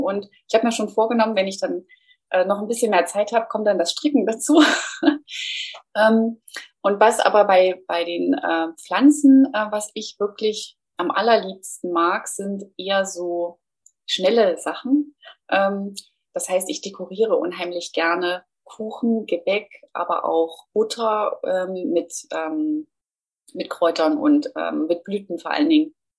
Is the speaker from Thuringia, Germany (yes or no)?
yes; Thuringia, Germany; moved away as an adult; also born or lived in Nuremberg; Also habe meine Heimat Thüringen verlassen